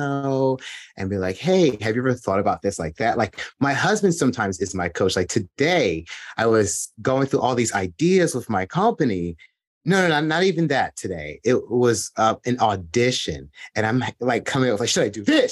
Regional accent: New Jersey, United States; I'm from New Jersey

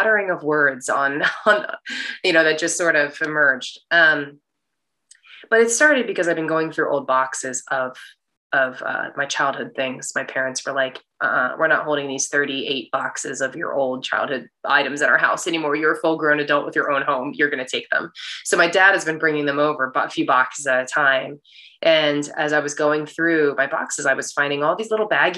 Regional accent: United States; when I go back to China, I'm looked at as a foreigner. It's like very obvious that I'm American.

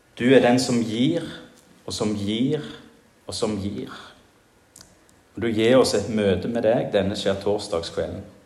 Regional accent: Jæren, Rogaland, Norway; now in Giske, Norway; hjemme på Jæren

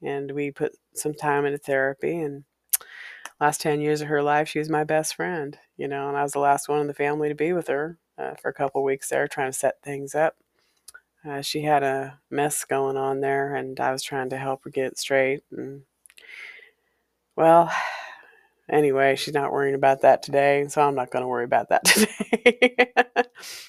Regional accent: Walla Walla, Washington, United States; the house on Valencia Street is a place I grew up in Walla Walla.

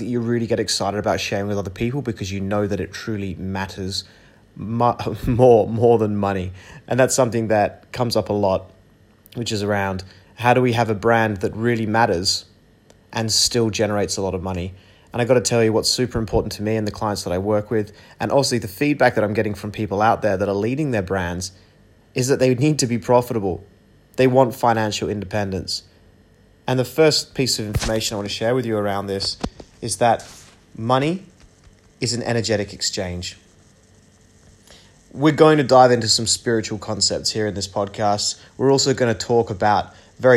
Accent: Perth, Western Australia, Australia; also born or lived in United Kingdom; now in Bali, Indonesia; I'm originally from Perth, Australia. I was born in the UK, and right now I live in Bali

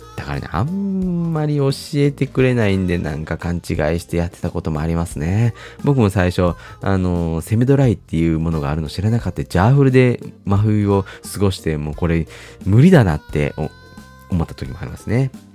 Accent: Kyoto, Japan; moved away as an adult; now in Tokyo, Japan; 僕、京都出身で、えー、学生の頃まではね、ずっと関西にいたんですけど

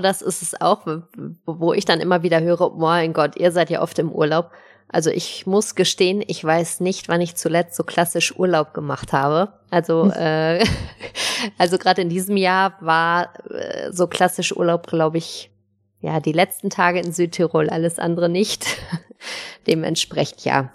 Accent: Cologne, North Rhine-Westphalia, Germany; moved away; in Köln unterwegs, in meiner alten Heimat

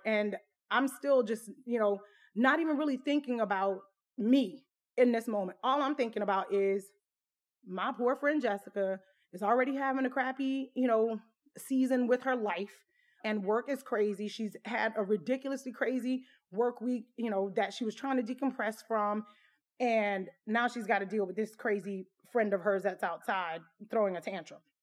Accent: Southwest Louisiana, United States; moved away as an adult; I was born and raised in Southwest Louisiana.

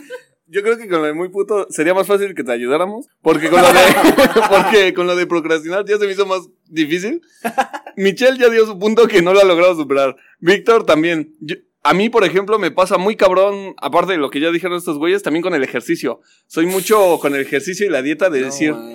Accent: Mexico; nosotros como mexicanos

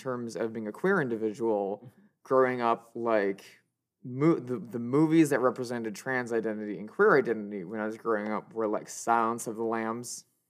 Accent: Midwest, United States; growing up in the Midwest and only seeing queerness codified as a thing that you do at night and only for the weirdos

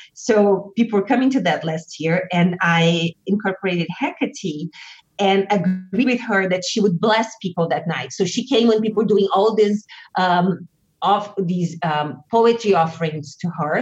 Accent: Brazil; moved away as an adult; also born or lived in United States; what I was bringing from Brazil

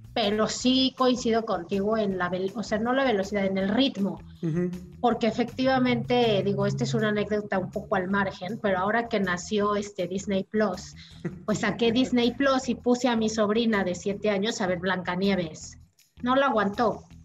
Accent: Mexico; como mexicana

